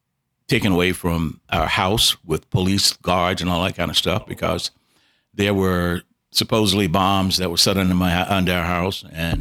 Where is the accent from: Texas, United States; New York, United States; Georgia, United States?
Georgia, United States; Savannah; moved away as an adult; also born or lived in Tuskegee, Alabama / Boston; I grew up in Savannah, Georgia